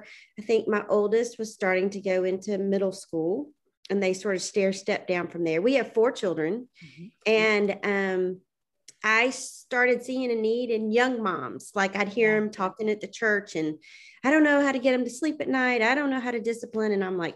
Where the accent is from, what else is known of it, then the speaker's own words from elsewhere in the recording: Atlanta, Georgia, United States; I'm a native from Atlanta, Georgia, one of the very few that's a native, and grew up here and met my husband in college.